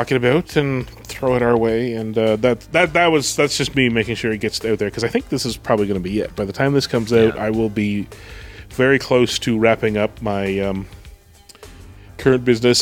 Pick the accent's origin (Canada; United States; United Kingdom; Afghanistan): Canada; I'm Canadian